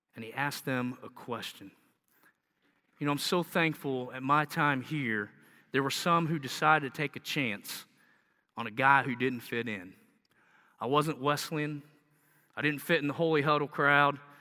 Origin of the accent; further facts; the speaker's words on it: the South, United States; accent: southern; you can hear my southern accent